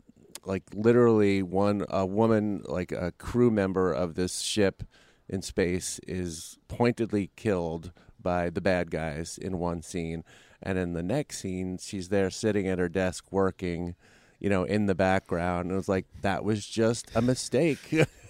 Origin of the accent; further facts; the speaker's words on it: Brooklyn, New York, United States; I'm originally from Brooklyn, New York.